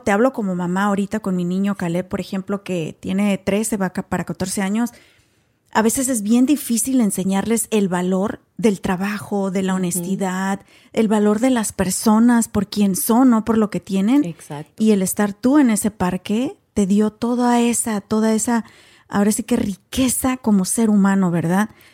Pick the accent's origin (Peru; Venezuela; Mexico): Mexico; moved away as an adult; now in United States; otros hasta venimos con carrera también de México